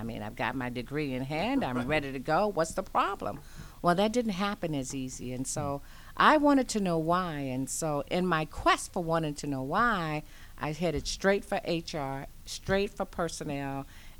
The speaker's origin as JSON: {"language": "English", "region": "Louisiana", "country": "United States", "tie": "born or raised there", "said": "You know, I am originally a Southern Belle. I was born in Louisiana, and I migrated all across the nation"}